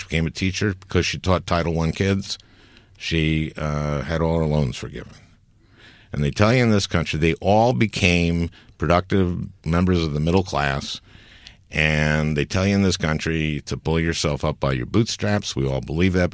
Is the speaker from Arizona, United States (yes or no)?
no; St. Louis Park, Minnesota, United States; I'm a Democrat is that I grew up in St. Louis Park, Minnesota